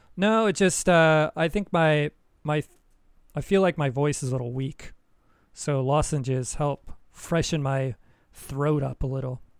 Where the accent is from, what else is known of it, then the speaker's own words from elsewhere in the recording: United States; moved away; I'm American. I love my country